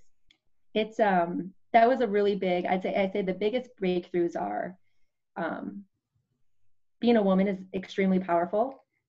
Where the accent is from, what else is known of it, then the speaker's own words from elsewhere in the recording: Wisconsin, United States; I grew up, I'm from Wisconsin